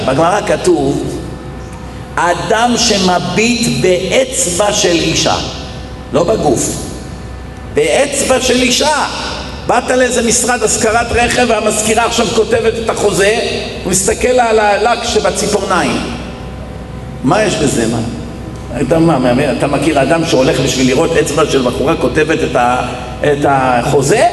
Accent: Israel; הייתי ילד במדינה שגדלנו פה

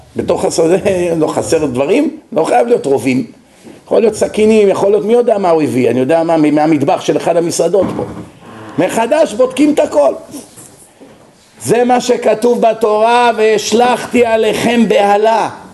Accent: Israel; כשאנחנו גדלנו במח... במדינה הזאת

